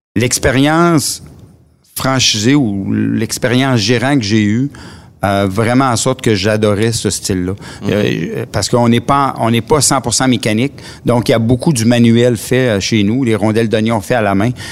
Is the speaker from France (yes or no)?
no; Matane, Quebec, Canada; je viens de Matane. je suis euh, quelqu'un qui a toujours resté à Matane